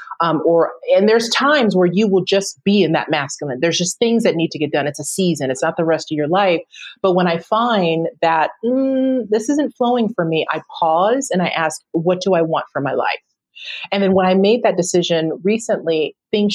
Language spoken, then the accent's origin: English; United States; I love being an American. I love living in the US